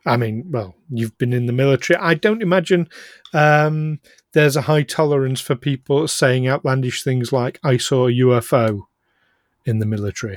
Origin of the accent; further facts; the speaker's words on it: Yorkshire and the Humber, United Kingdom; now as a Yorkshireman myself